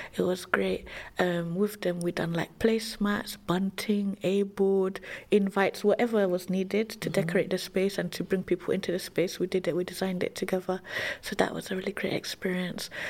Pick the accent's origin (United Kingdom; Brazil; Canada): United Kingdom; London; also born or lived in Bow / Saint Lucia; I grew up in Tower Hamlets